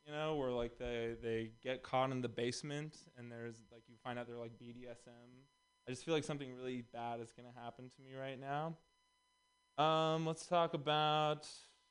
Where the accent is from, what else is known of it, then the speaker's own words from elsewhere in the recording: Texas, United States; moved away; also born or lived in Los Angeles; I'm also from Texas.